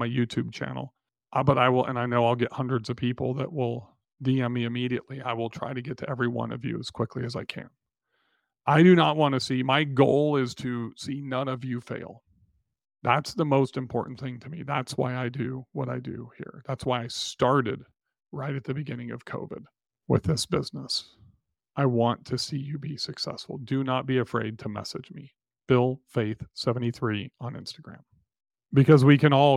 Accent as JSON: {"language": "English", "town": "Nashville", "region": "Tennessee", "country": "United States", "tie": "born or raised there", "said": "my hometown of Nashville, Tennessee"}